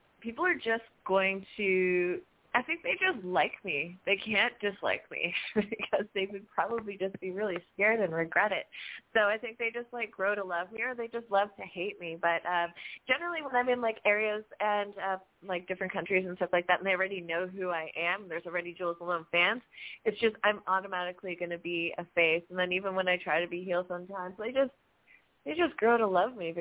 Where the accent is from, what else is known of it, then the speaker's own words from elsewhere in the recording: Toronto, Ontario, Canada; I'm from Toronto